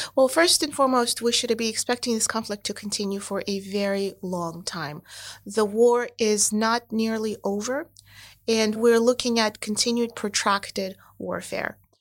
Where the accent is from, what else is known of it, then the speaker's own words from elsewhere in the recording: United States; I'm American